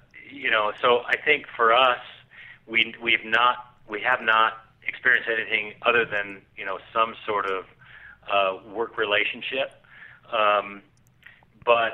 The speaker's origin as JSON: {"language": "English", "region": "Southern California", "country": "United States", "tie": "born or raised there", "said": "I grew up in Southern California on the beach"}